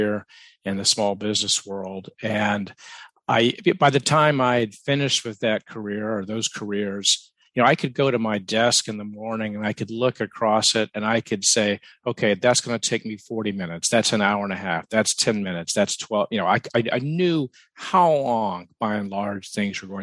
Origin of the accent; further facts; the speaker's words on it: the South, United States; I grew up in the South